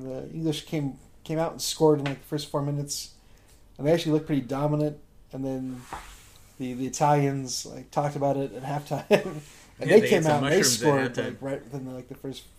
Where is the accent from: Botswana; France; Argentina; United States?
United States